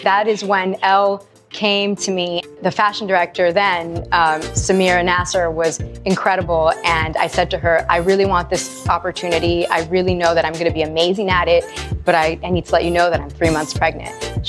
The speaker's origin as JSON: {"language": "English", "town": "Madrid", "region": "Community of Madrid", "country": "Spain", "tie": "born or raised there", "also_born_or_lived": "New York City", "moved": "as an adult", "said": "I was born in Madrid."}